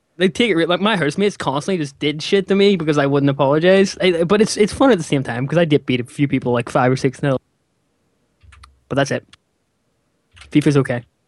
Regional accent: Northern Ireland, United Kingdom; he's from my he's from my home country

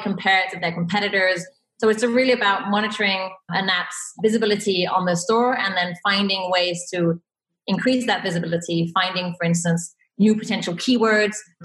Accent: Belgium; also born or lived in Santiago, Chile; I'm from Belgium. I've lived a couple of years in Chile, in Santiago

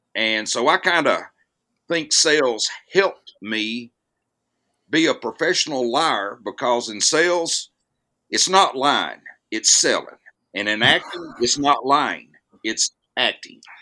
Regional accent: Jasper, Alabama, United States; moved away as an adult; also born or lived in Mississippi; I grew up in a town in North Alabama called Jasper, Alabama

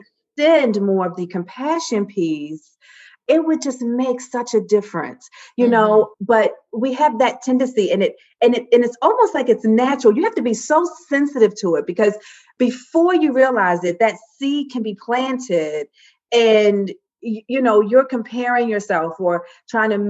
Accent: Baltimore, Maryland, United States; I'm from Baltimore

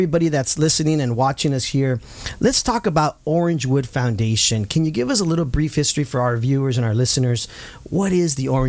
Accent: Santa Ana, California, United States; I'm a native of Santa Ana. I grew up in Santa Ana

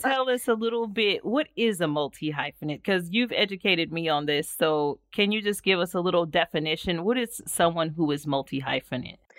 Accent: United States; moved away as an adult; as an American

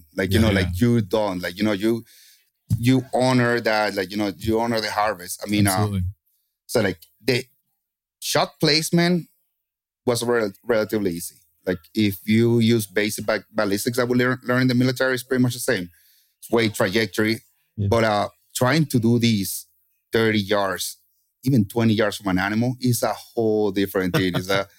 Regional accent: Kentucky, United States; as you say, I'm from Kentucky. So I was Kentucky winding the entire time.

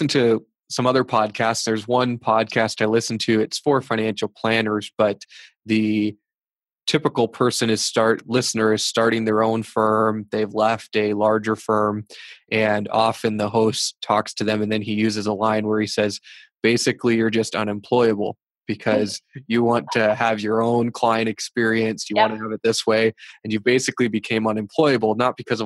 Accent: United States; now in Blyth, Canada; When I was growing up I grew up in the States

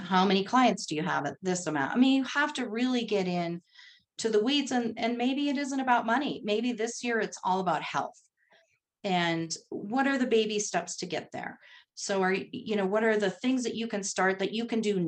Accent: North Dakota, United States; also born or lived in Texas; now in Colorado, United States; I grew up in North Dakota

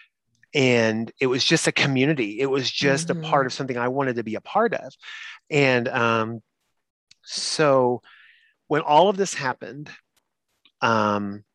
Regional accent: Eastern Kentucky, United States; I was from Eastern Kentucky

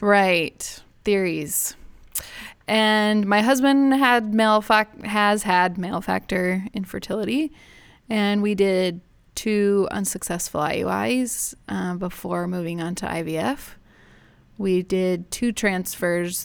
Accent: Houston, Texas, United States; moved away; I grew up in Houston

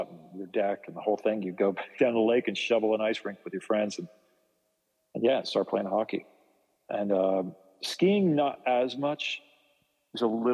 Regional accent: New Jersey, United States; back when I grew up in New Jersey when I was a kid.

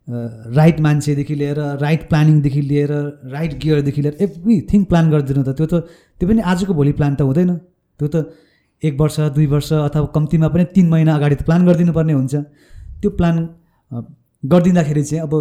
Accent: Lelep, Koshi Province, Nepal; moved away; म ताप्लेजुङको लेलेप भन्ने गाउँमा

